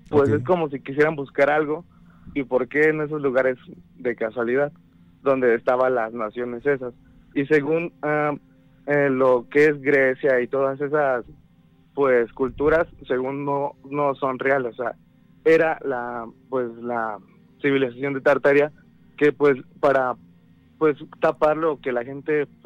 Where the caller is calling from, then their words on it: State of Mexico, Mexico; De aquí del Estado de México.